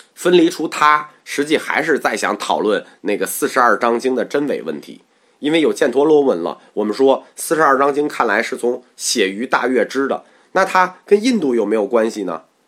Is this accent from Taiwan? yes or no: no; China; 我们中国人还是比较这个为尊者会的